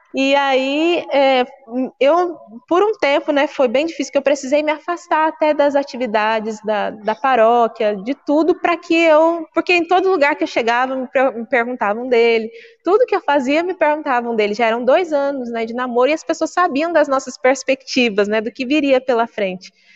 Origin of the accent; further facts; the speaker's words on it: Guarulhos, São Paulo, Brazil; Eu sou natural de Guarulhos